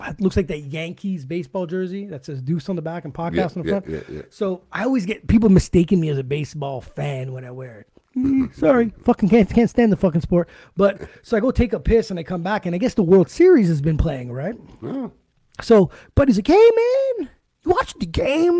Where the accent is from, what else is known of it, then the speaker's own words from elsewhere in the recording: Ottawa, Ontario, Canada; I said, from here. He goes, oh, what school did you go to? I go, guys, I went to St. Pat's, man.